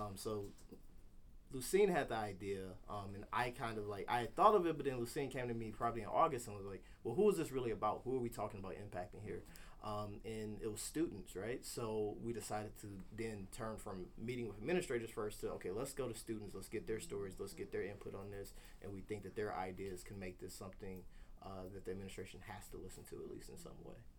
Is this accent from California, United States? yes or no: no; Burton, Michigan, United States; also born or lived in Flint, Michigan; when I was in elementary school, I moved out to Burton and graduated from Atherton High School